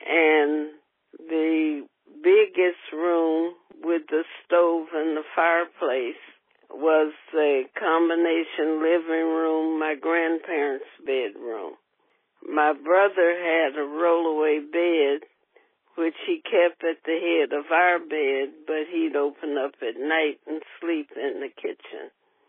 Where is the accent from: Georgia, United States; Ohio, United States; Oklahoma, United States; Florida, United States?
Ohio, United States; Cincinnati; And I was born at home in the West End.